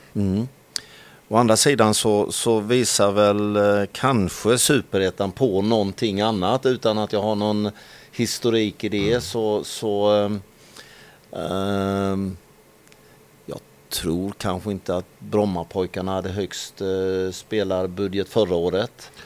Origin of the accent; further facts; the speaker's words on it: Halland County, Sweden; som hallänning så har man ju när, under, under, under tiden man har vuxit upp